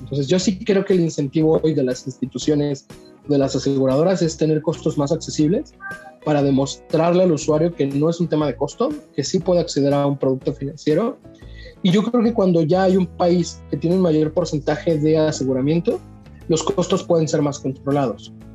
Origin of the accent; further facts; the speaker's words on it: Mexico; creo yo que como mexicanos